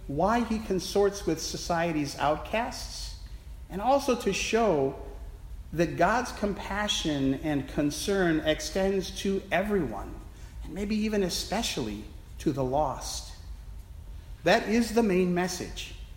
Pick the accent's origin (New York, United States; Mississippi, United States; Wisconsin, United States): Wisconsin, United States; Milwaukee; Milwaukee, Wisconsin, my hometown